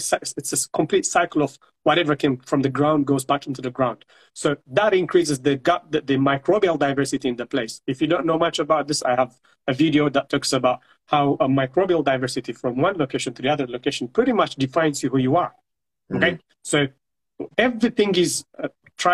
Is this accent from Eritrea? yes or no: yes; Eritrea; moved away; I come from Eritrea. I came from Eritrea